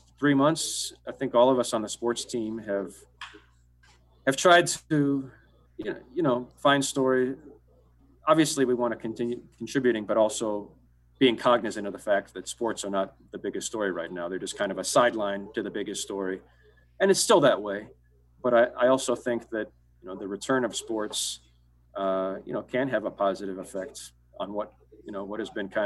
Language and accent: English; Ohio, United States; now in Royal Oak, United States; I didn't grow up in Michigan, but I grew up in Ohio